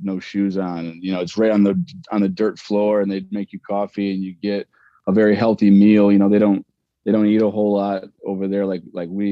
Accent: Cleveland, Ohio, United States; I grew up in Cleveland, so I went to Niagara Falls and Windsor and stuff like

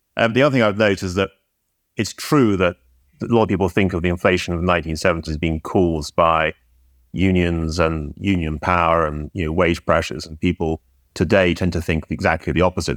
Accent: United Kingdom; I'm British

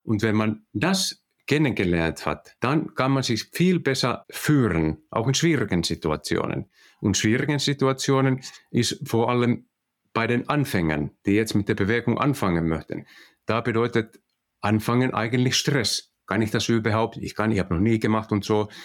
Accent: Finland; accent: Finnish; German is a second language; also born or lived in Netherlands; Also wir kommen aus Finnland und ich hoffe, dass ihr alle meinen finnischen äh, Akzent äh, verstehen könnt

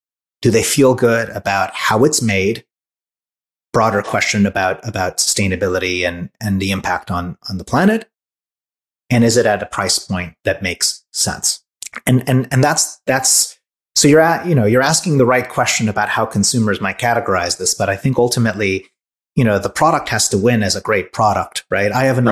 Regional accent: Hungary; also born or lived in France; now in United States; I was born in Hungary. Raised in Hungary, France, came to the US, went back to Hungary.

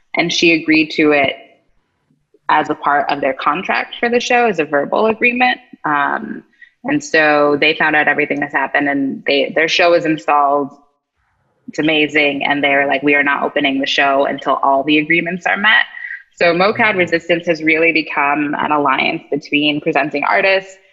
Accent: East Coast, United States; moved away; I'm originally from the East Coast

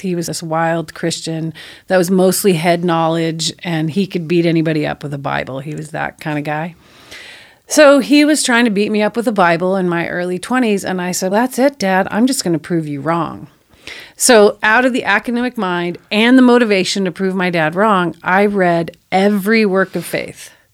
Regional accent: El Cajon, California, United States; I grew up in El Cajon and I went through Cajon Valley schools.

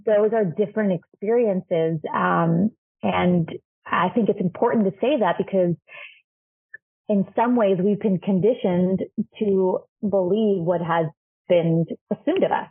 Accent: Chile; now in United States; I'm from Chile and in Chile I'm not a I'm not a woman of color

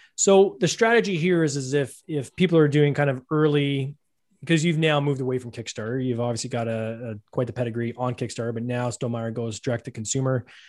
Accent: Canada; I'm Canadian, I'll say Automa

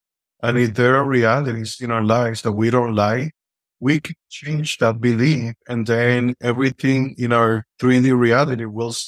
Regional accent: Santiago, Dominican Republic; English is a second language; moved away as an adult; now in California, United States; I'm Dominican. I was born and raised in the Dominican Republic, Santiago, Dominican Republic. Right now, I'm here in California

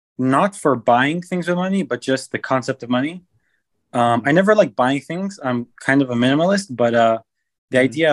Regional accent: Los Angeles, California, United States; also born or lived in Israel; I was born in Los Angeles, and then when I was 6 months old, I moved to Israel with my family, lived there for 10 years

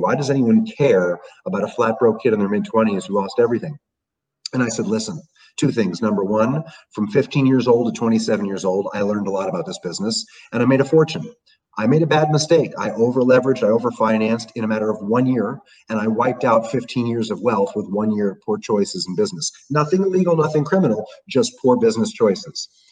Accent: New York City, New York, United States; growing up in New York City

